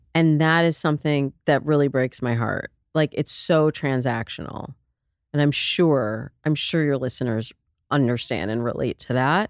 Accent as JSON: {"language": "English", "region": "Midwest", "country": "United States", "said": "I'm from the Midwest"}